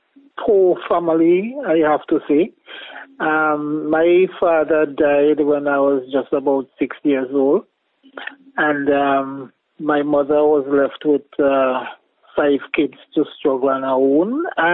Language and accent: English; Hopewell, St. Vincent & Grenadines; Grew up in a village you call Hopewell. That is just below Richland Park.